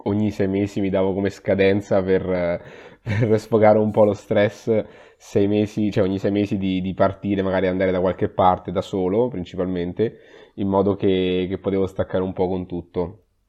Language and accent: Italian; Perugia, Umbria, Italy; moved away as an adult; now in Padua, Italy; sono umbro in realtà, vengo da Perugia, ho fatto, ho fatto l'università a Perugia